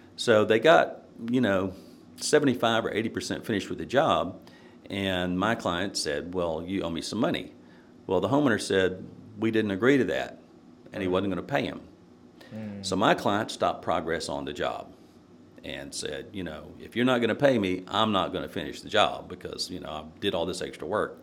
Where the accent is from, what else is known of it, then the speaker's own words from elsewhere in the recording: Nashville, Tennessee, United States; growing up in Nashville, uh, it was a good experience